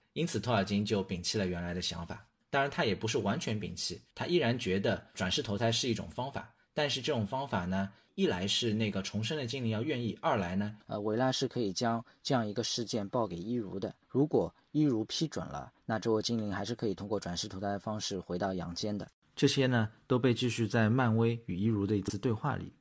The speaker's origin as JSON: {"language": "Chinese", "country": "China", "said": "就有点类似于我们中国人说的那种鬼上身或者灵魂附体那种感觉。"}